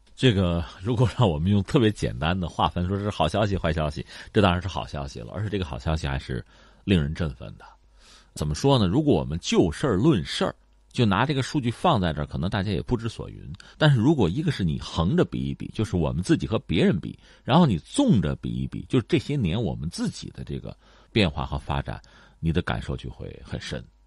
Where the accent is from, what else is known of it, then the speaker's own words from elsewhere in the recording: China; 我们中国人应该说是口味比较重，眼界比较高